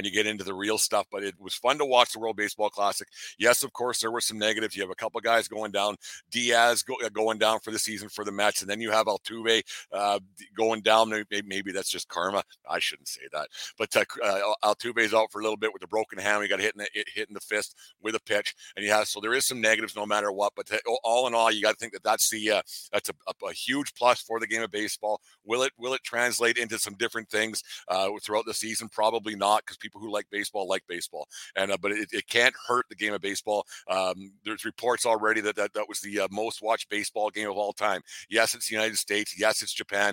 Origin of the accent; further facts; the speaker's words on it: Canada; I'm a Canadian